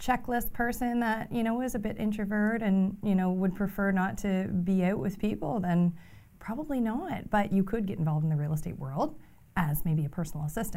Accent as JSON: {"language": "English", "town": "Fredericton", "region": "New Brunswick", "country": "Canada", "said": "I'm from Fredericton"}